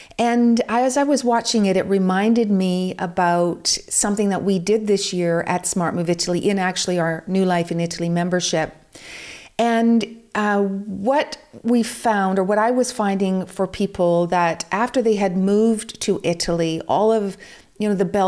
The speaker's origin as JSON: {"language": "English", "country": "United Kingdom", "also_born_or_lived": "Vancouver", "said": "I'm also British, and I found the same problems when I was in England, because there is so much rain and so much cloud cover."}